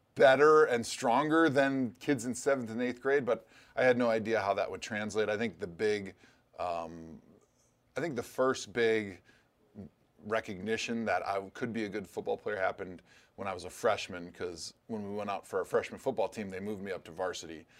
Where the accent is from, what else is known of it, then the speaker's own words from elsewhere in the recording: Wisconsin, United States; a kid growing up in Wisconsin